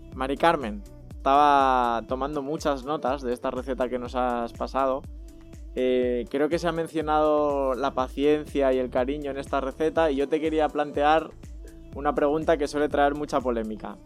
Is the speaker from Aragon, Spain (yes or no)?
yes; Zaragoza, Aragon, Spain; now in Madrid, Spain; yo soy de Zaragoza.